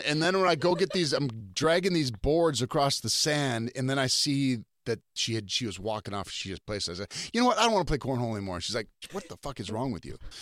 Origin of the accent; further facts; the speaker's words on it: North Dakota, United States; we're both from North Dakota